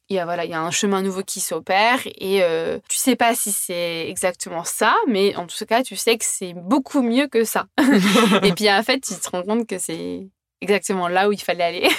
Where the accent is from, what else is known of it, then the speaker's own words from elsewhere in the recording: Brittany, France; also born or lived in Australia; je suis bretonne